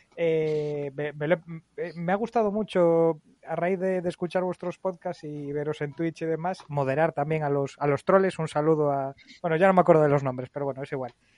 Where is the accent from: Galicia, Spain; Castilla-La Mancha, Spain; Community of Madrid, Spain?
Galicia, Spain; como gallegos que somos